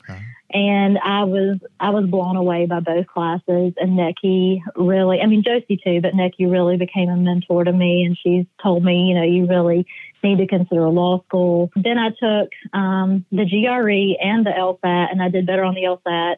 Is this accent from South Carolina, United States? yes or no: yes; Easley, South Carolina, United States; now in Columbia, United States; I grew up in Easley, which is about 20 minutes outside of Clemson